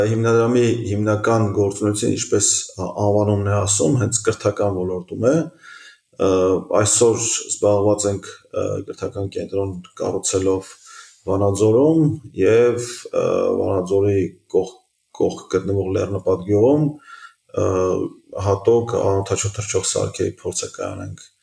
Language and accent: Armenian; Yerevan, Armenia; also born or lived in United Kingdom / Russia / Javakheti; Ծնվել եմ Երևանում, արմատներով Ջավախից եմ։